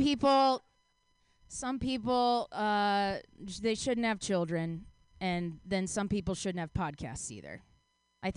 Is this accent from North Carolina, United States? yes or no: no; Texas, United States; also born or lived in Mexico; now in San Diego, United States; I am from the Great Lone Star State of Texas.